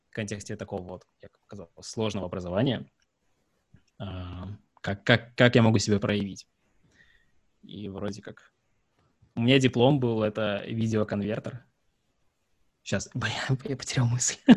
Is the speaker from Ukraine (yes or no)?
yes; Sevastopol, Ukraine; А, я из Севастополя. Там сложно.